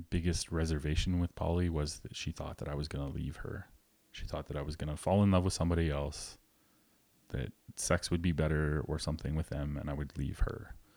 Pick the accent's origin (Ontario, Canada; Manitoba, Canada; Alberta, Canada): Alberta, Canada; rural; Very small town, rural Alberta